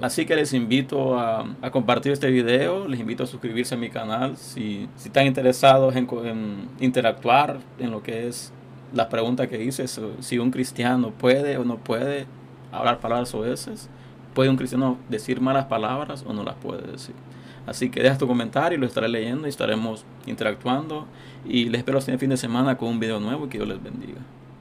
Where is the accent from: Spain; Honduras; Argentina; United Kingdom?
Honduras; yo soy de Honduras